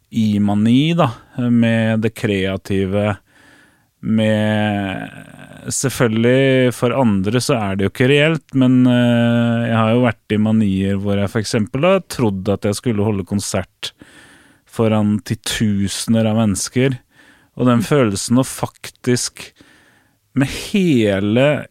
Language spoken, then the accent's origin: Norwegian; Fredrikstad, Østfold, Norway; i Fredrikstad, der jeg kommer fra